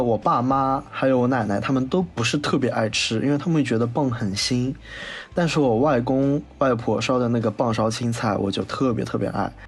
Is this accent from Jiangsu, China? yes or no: yes; Wuxi, Jiangsu, China; 很符合我无锡人的口味